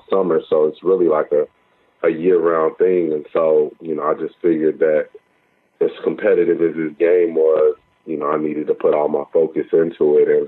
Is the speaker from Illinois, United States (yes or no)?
no; Oklahoma City, Oklahoma, United States; I grew up in Oklahoma City